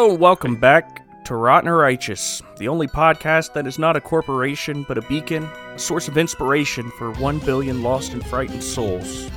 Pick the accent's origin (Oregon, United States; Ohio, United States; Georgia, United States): Ohio, United States; Canton; very close to where I was born in Canton.